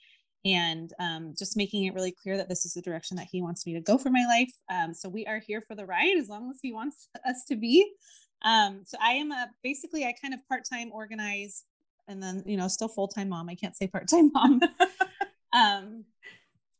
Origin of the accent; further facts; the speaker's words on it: Santa Clarita, California, United States; we were both born and raised in the Santa Clarita area